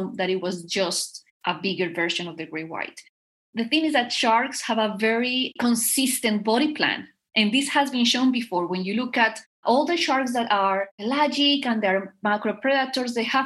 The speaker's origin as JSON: {"language": "English", "town": "Bogotá", "region": "Bogotá Capital District", "country": "Colombia", "said": "I am from Colombia. And I am from Bogota, which is the capital city."}